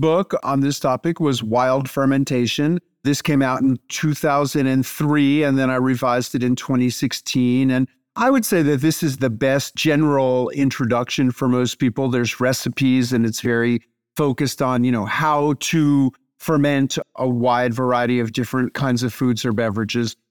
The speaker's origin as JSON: {"language": "English", "town": "New York City", "region": "New York", "country": "United States", "tie": "born or raised there", "moved": "as an adult", "lives_now": "Tennessee, United States", "said": "as a kid growing up in New York City"}